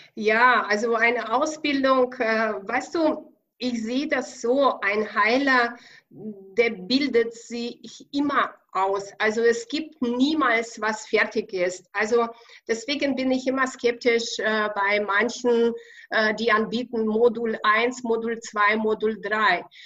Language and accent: German; Ukraine; accent: Russian; German is a second language; moved away as an adult; also born or lived in Kazakhstan / Russia; now in Bavaria, Germany; ich bin in Kasachstan ge geboren, in Ukraine aufgewachsen, dann habe ich in Russland ein bisschen gelebt